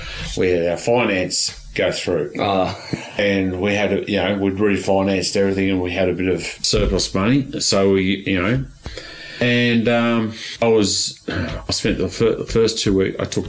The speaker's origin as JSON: {"language": "English", "country": "Australia", "said": "I'm Australian"}